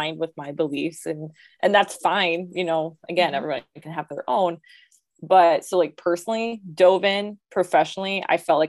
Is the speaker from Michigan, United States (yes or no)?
yes; Muskegon, Michigan, United States; I got stationed in Muskegon, which is my hometown of Michigan